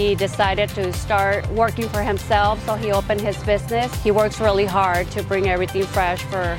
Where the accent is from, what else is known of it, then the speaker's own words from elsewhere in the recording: Selah, Washington, United States; We are from Selah, Washington. We're a family business.